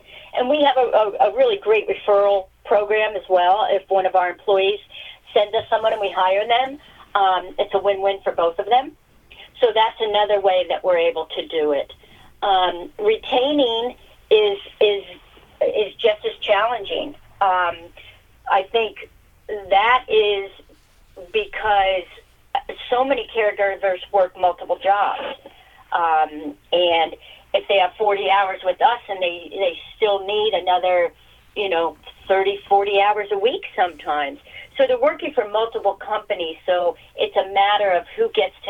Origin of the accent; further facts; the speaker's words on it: Columbus, Ohio, United States; I grew up in the Columbus suburb, and large family, Catholic schools